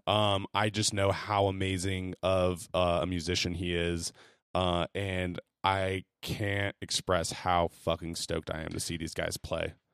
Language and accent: English; California, United States; I'm from California myself